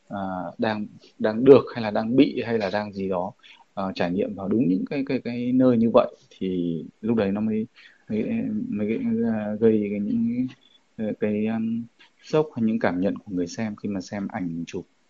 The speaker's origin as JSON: {"language": "Vietnamese", "country": "Vietnam", "said": "ở ngay quê hương mình"}